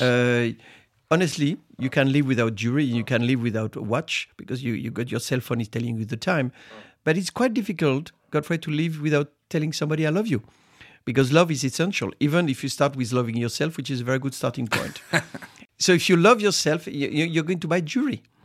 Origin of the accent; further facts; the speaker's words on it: Reims, Grand Est, France; I was born in Reims, which is the city of Champagne. And, uh, as a teenager to make money, I, I was harvesting grapes